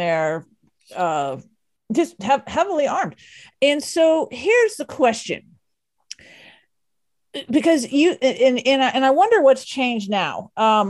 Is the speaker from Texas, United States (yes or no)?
yes; Dallas, Texas, United States; I grew up in Texas. I grew up in Dallas